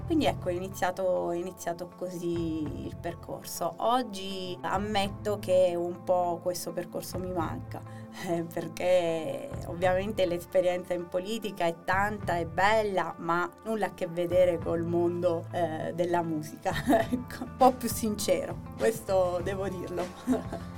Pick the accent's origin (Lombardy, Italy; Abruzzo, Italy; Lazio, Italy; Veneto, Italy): Abruzzo, Italy; Chieti; now in Bucchianico, Italy; io sono originaria di Chieti, vivo a Bucchianico